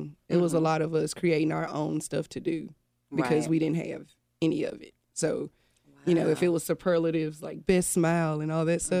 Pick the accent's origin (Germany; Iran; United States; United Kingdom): United States; Memphis, Tennessee; I'm from Memphis.